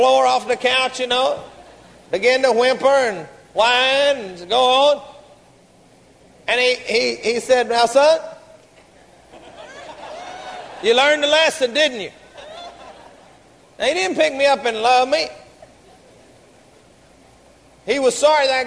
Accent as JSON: {"language": "English", "town": "Garland", "region": "Texas", "country": "United States", "tie": "born or raised there", "said": "We grew up together down in Garland"}